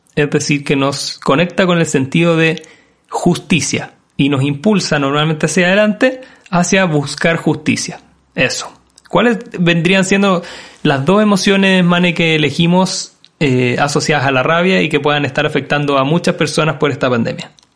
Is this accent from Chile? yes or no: yes; Chile; nosotros como, país hemos enfrentado como chilenos